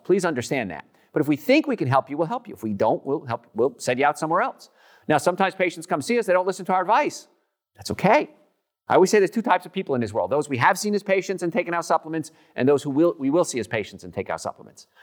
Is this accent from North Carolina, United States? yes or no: no; New Jersey, United States; now in Atlanta, United States; I'm from New Jersey